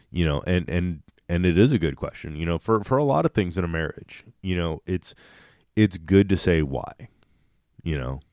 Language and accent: English; Kansas City, Missouri, United States; we're from Kansas City